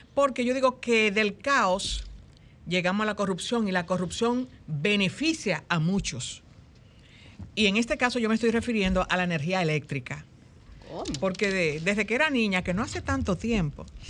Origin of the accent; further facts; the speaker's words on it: Dominican Republic; nosotros como dominicanos